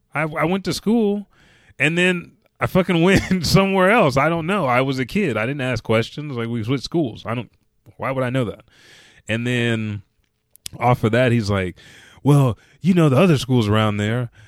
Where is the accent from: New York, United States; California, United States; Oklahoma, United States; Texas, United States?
Oklahoma, United States; Oklahoma City; I said I'm from Oklahoma City